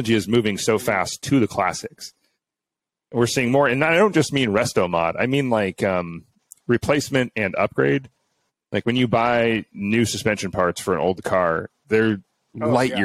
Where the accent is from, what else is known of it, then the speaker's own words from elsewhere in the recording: Arlington, Washington, United States; growing up in Arlington, Washington